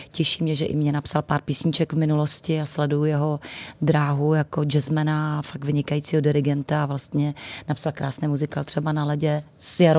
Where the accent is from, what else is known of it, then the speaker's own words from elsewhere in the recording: Přerov, Olomouc Region, Czechia; moved away; also born or lived in Zlín; Já jsem Moravanda, narozena Mor- ve Zlíně, ale celý, celé dětství a mládí jsem prožila v Přerově, kde mi žijí, do, zaplať pambu vsud ještě rodiče.